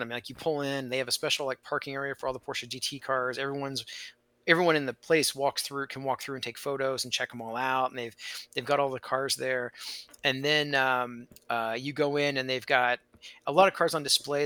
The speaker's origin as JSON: {"language": "English", "region": "Indiana", "country": "United States", "tie": "born or raised there", "said": "I grew up in Indiana"}